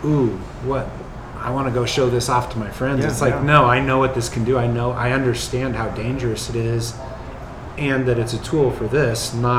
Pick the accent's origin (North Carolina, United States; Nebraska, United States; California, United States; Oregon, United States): Nebraska, United States; I was born in Nebraska, and you know, in Nebraska, like going out hunting and things like that are a pretty normal course of life.